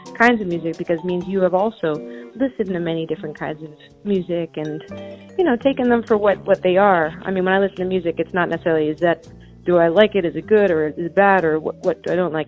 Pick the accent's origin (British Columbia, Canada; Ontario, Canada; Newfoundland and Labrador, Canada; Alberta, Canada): British Columbia, Canada; Chilliwack; I grew up in uh, British Columbia, Canada, uh, about 90 miles east of Vancouver, so way on the west coast, and it's from in a town called Chilliwack